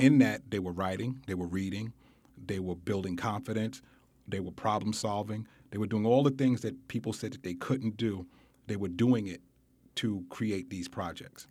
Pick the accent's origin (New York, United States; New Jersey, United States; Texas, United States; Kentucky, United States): New York, United States; New York City; I grew up in Bedford Stuyvesant